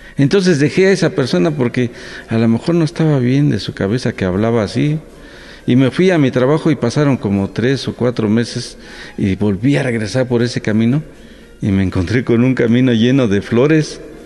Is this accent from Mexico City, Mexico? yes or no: no; Santa Catarina Ticuá, Oaxaca, Mexico; first language Mixtec; Spanish is a second language; moved away; mi Santa Catarina Ticuá, mi pueblo querido que recuerdo con mucho cariño